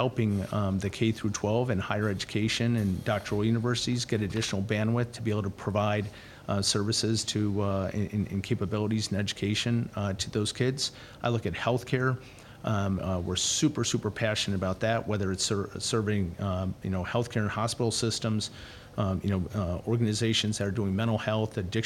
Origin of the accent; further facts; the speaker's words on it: Canada; moved away; I'm from Canada.